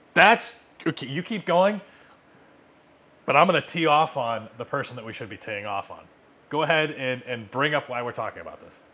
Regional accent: United States; as an American

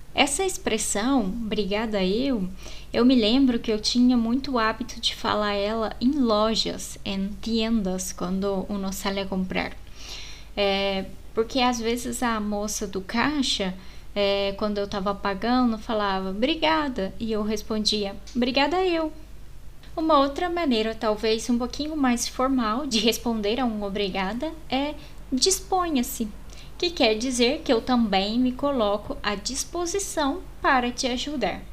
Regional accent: Brazil; nós brasileiros fazemos a e com um som

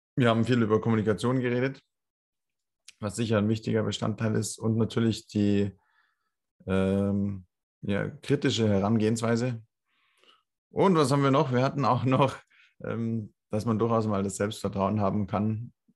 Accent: Landshut, Bavaria, Germany; in meiner Heimatstadt, in Landshut

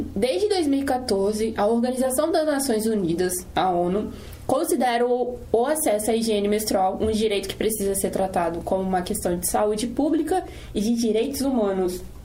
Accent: Serra, Espírito Santo, Brazil; moradora da Serra

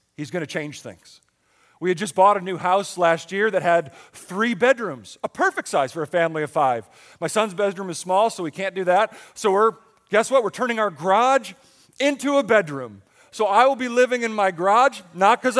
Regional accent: Buffalo, New York, United States; now in Pottstown, United States; I grew up in Buffalo

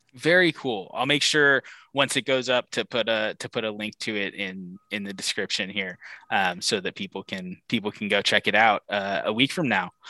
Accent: Pacific Northwest, United States; I, I grew up in the Pacific Northwest

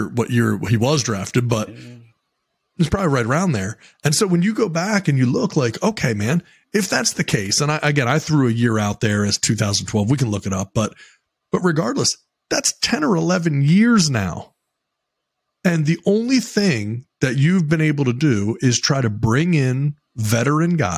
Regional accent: Baltimore, Maryland, United States; moved away; I grew up in Baltimore. Don't live there now, but I grew up there

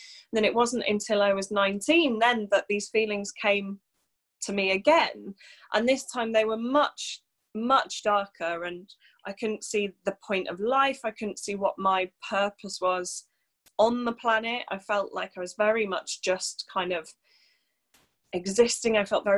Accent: Wales, United Kingdom; also born or lived in Birmingham / London; So originally I'm from North Wales, not that you'd ever be able to tell that from my accent. So I grew up in North Wales

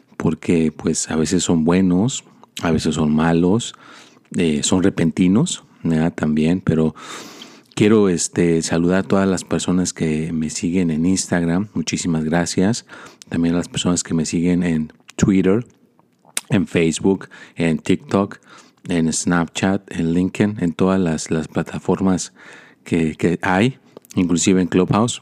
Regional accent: Mexico; now in United States; yo soy mexicano

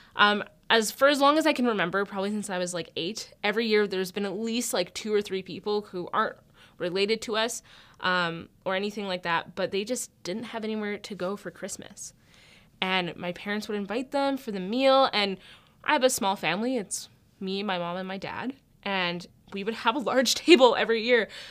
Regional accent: Alberta, Canada; I grew up in Alberta

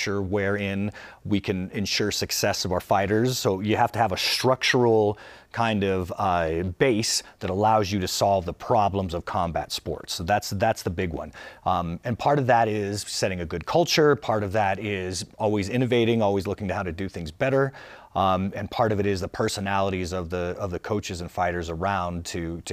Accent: Albuquerque, New Mexico, United States; I was raised in the South Valley of Albuquerque, New Mexico

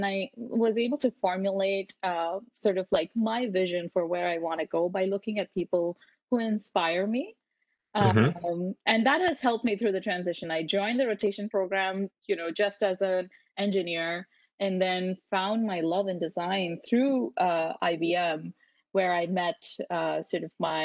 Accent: India; moved away as an adult; now in Canada; I grew up in India, and I graduated from high school in India, and then I moved to Canada to pursue engineering at Queen's

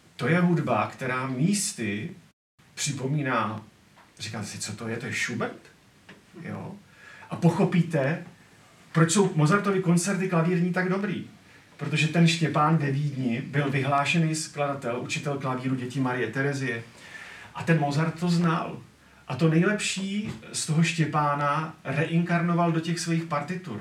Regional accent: Czechia; My jako Češi

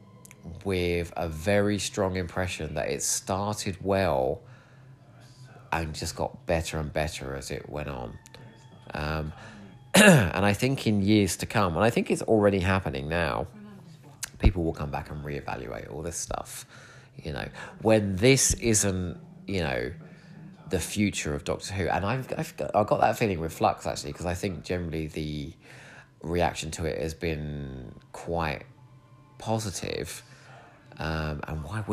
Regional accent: Eastbourne, South East England, United Kingdom; born or raised there

